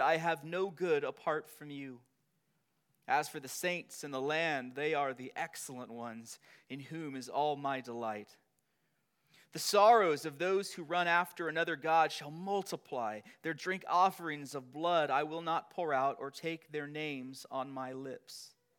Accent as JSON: {"language": "English", "town": "Long Beach", "region": "California", "country": "United States", "tie": "born or raised there", "said": "I was born in Long Beach, California."}